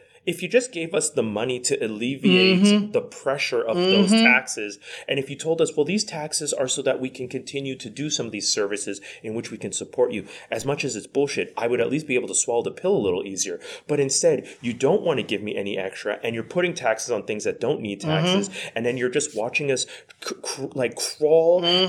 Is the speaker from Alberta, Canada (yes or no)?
no; Quebec, Canada; We're from Quebec. We're currently in Ontario right now as we're recording this.